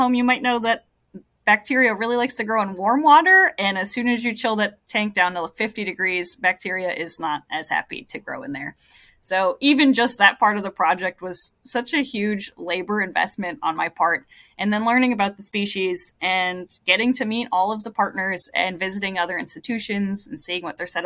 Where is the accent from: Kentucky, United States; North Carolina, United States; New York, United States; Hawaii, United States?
Hawaii, United States; moved away; I grew up in Hawaii